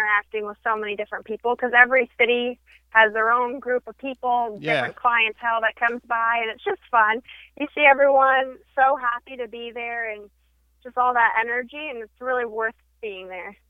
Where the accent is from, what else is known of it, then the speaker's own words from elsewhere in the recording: Houston, Texas, United States; moved away as an adult; now in California, United States; I was born and raised in Houston. Okay. And then about 2 years ago, I came up to California